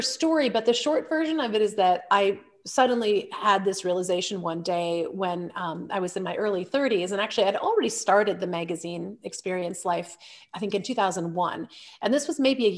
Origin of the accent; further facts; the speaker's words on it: Illinois, United States; I was born in Illinois, where my dad was a professor at Lake Forest College